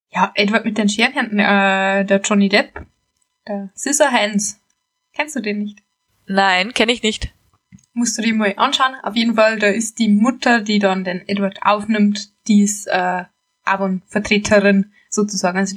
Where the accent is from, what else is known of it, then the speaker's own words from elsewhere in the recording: Bavaria, Germany; accent: Bavarian; wir kommen beide aus dem Bayerischen Wald und unterhalten uns normalerweise im Dialekt. Obwohl wir bei unserer Aufnahme versuchen, Bayerisch möglichst zu vermeiden, kann es trotzdem passieren, dass uns gelegentlich ein Ausdruck durchrutscht.